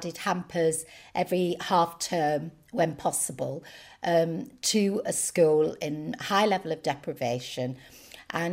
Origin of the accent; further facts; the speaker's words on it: England, United Kingdom; we're English.